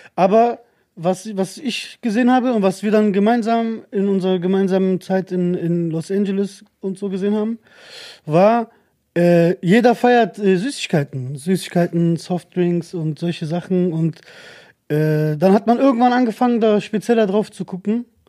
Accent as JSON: {"language": "German", "country": "Germany", "tie": "born or raised there", "said": "ich bin in Deutschland geboren"}